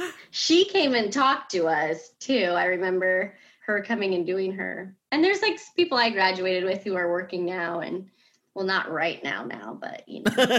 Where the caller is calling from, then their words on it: Lake Mary, Florida, United States; I am in Lake Mary, Florida.